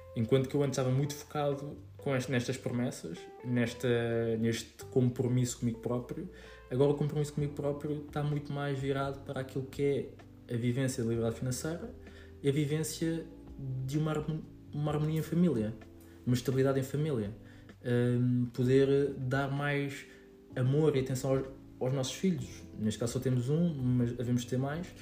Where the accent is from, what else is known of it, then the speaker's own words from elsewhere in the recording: Queluz, Lisbon, Portugal; sou de, do Monte Abrão, de Queluz